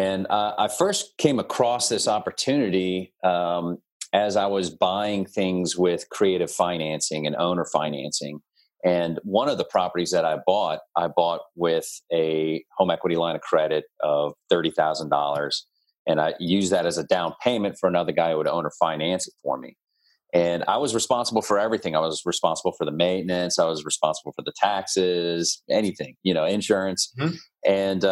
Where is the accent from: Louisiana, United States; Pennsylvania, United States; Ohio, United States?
Louisiana, United States; New Orleans; I'm from New Orleans.